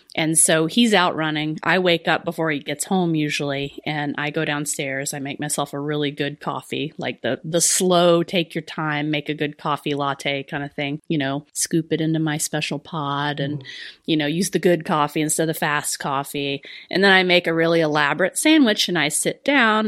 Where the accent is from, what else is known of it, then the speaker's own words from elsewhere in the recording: the South, United States; I'm from the South